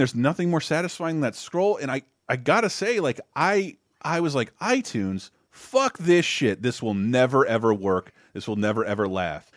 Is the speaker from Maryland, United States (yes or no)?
no; Tallahassee, Florida, United States; growing up in Tallahassee, Florida